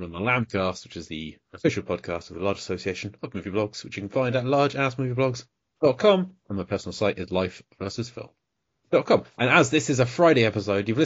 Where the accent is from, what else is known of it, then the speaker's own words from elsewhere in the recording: United Kingdom; I'm British